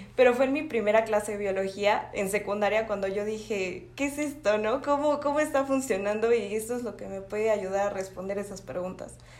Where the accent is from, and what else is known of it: Mexico